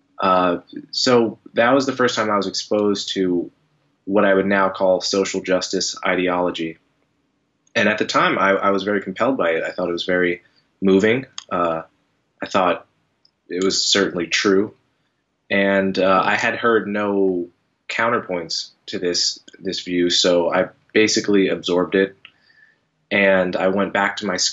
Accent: New Jersey, United States; I grew up in New Jersey. I grew up in a mixed suburb, maybe 30% black, 60% white, good, fairly integrated

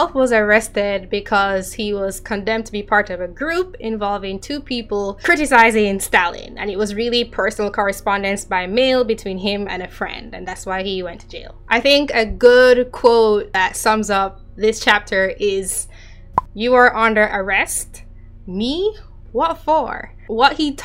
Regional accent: Jamaica; now in United States; I am Jamaican, so like what I learned growing up was primarily Caribbean history

